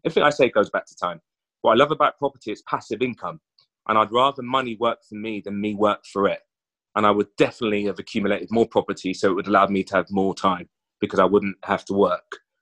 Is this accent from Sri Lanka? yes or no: no; London, United Kingdom; I grew up in West London